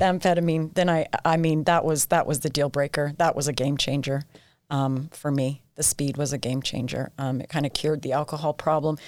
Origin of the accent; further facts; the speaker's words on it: Ephraim, Utah, United States; also born or lived in St. George, Utah; I grew up, uh, yeah, in Ephraim, absolutely loved it.